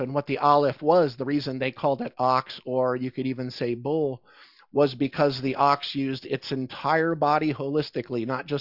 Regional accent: Philadelphia, Pennsylvania, United States; I grew up in Philadelphia, so that's like my, that's my childhood

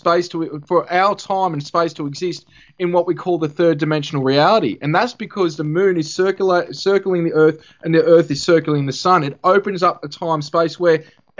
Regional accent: Albury, New South Wales, Australia; moved away as an adult; now in Rutherglen, Australia; I'm originally from Albury, which is about 40 minutes away.

